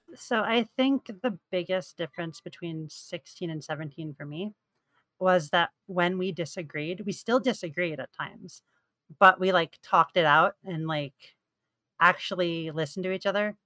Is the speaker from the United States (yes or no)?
yes; New York, United States; So I'm from New York.